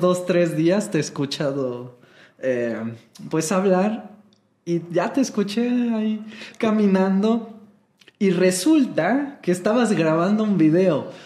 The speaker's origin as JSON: {"language": "Spanish", "country": "Mexico", "said": "en México yo aprendí todo mi inglés de, maestros mexicanos"}